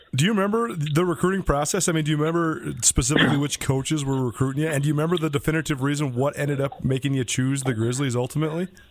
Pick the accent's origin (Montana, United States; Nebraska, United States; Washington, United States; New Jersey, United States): Montana, United States; Missoula; growing up in Missoula, Montana, I was in eighth grade